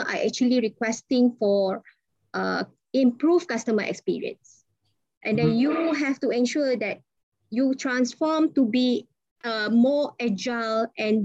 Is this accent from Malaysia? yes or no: yes; Ipoh, Perak, Malaysia; I'm from Ipoh